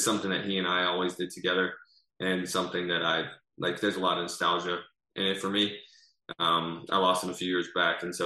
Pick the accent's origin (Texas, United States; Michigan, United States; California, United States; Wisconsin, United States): Texas, United States; I'm from Texas.